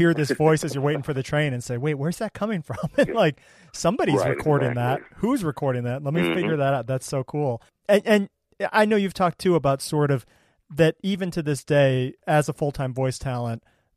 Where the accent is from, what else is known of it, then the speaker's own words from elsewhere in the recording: Cleveland, Ohio, United States; now in Boston, United States; I grew up in Cleveland as well, and I left because I didn't feel like there were as many production opportunities there as I wanted. I ended up in Boston